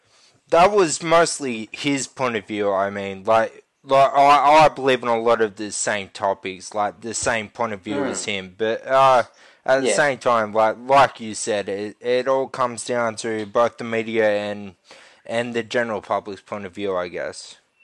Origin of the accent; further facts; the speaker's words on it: Australia; And it's kind of true in a way, like we as a nation don't support the art as much as we should.